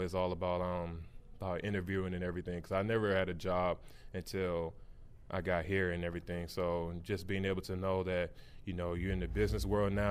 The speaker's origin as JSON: {"language": "English", "region": "Missouri", "country": "United States", "moved": "yes", "lives_now": "Cincinnati, United States", "said": "I'm from Missouri"}